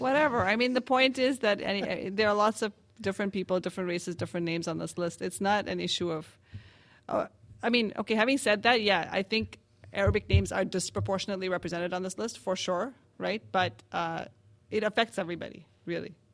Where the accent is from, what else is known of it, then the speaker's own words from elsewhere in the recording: Canada; as a Canadian